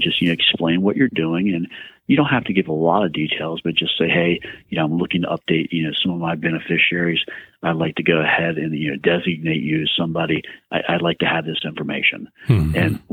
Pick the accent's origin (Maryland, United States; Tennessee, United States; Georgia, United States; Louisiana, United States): Maryland, United States; Oakland; moved away as an adult; also born or lived in Baltimore, Maryland; I graduated from Southern Garrett High School right here in Oakland, born and raised in Garrett County